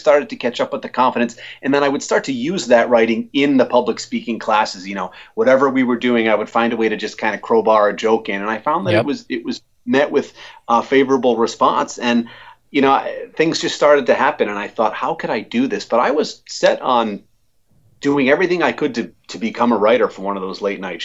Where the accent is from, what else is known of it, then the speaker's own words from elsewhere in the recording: Warren, Rhode Island, United States; where I grew up in Warren.